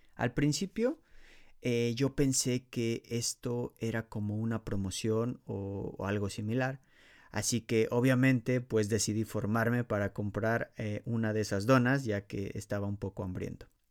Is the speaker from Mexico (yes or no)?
yes; Mexico; moved away as an adult; now in Poland; Soy un mexicano viviendo en Polonia desde el año 2013